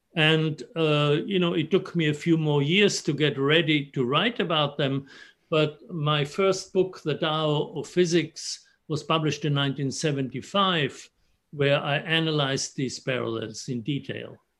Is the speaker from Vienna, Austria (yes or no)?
no; Innsbruck, Tyrol, Austria; moved away; I grew up in Innsbruck in the Austrian Alps, very close to Italy.